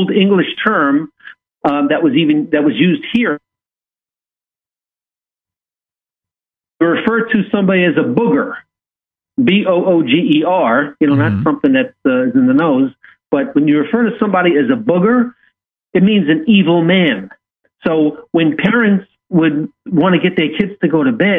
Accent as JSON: {"language": "English", "region": "New York", "country": "United States", "tie": "born or raised there", "said": "growing up in New York"}